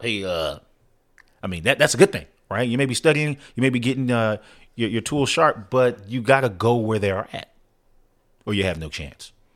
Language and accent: English; San Antonio, Texas, United States; I'm actually from San Antonio, Texas